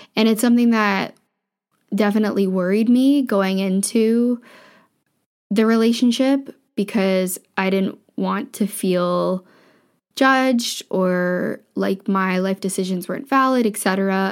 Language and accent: English; Ontario, Canada; moved away as an adult; also born or lived in Vancouver / Ottawa; I grew up in a small town in Ontario.